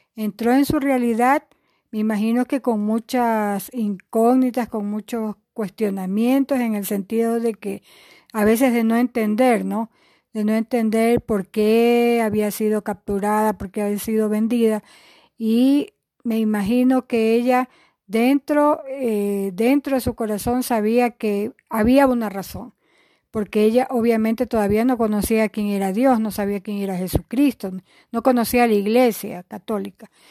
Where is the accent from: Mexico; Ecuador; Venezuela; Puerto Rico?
Ecuador; Guayaquil, Guayas; moved away as an adult; also born or lived in Quito; somos de Guayaquil